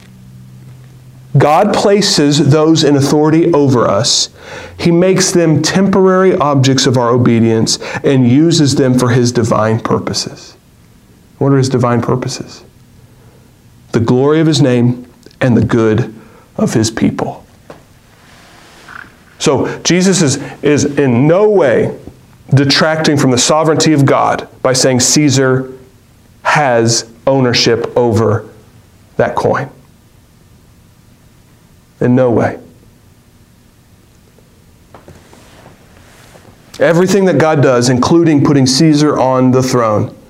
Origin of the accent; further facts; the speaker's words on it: United States; As American citizens and good American citizens